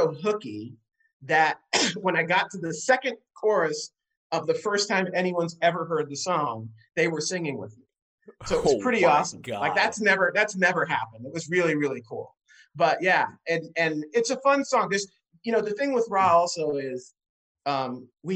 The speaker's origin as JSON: {"language": "English", "town": "New York City", "region": "New York", "country": "United States", "tie": "born or raised there", "said": "I'm from New York City. I grew up, you know, in Manhattan. I grew up in Queens, but I spent enormous amounts of time in Manhattan"}